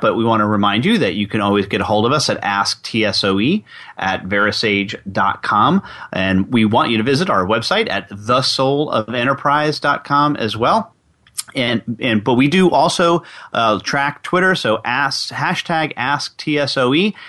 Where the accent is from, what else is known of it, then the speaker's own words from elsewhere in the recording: New York, United States; I'm from New York, so we use guys meaning guys and gals.